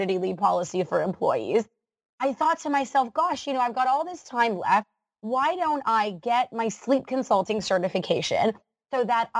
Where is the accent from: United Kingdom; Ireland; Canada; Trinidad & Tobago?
Canada; as a Canadian